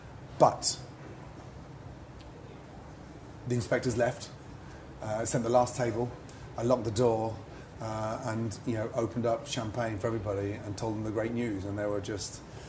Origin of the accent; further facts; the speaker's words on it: England, United Kingdom; I had to work twice as hard in a French kitchen. Being English, you know, everyone taking the mickey.